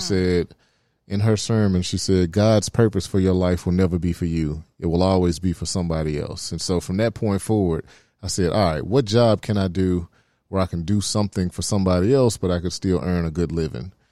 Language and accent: English; Memphis, Tennessee, United States; I'm from Oak Haven. Uh, it's over near Winchester, Tullahoma area